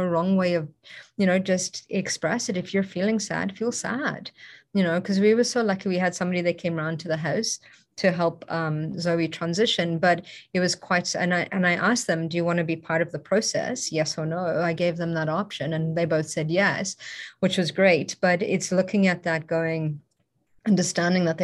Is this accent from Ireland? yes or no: no; South Africa; moved away; I grew up in South Africa, it's also a very dangerous place